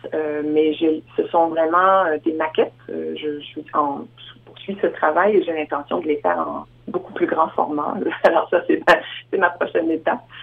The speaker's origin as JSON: {"language": "French", "region": "Quebec", "country": "Canada", "moved": "as an adult", "lives_now": "Saskatchewan, Canada", "said": "je suis originaire de la province de Québec, mais je vis en Saskatchewan, terre adoptive, depuis bientôt 30 ans"}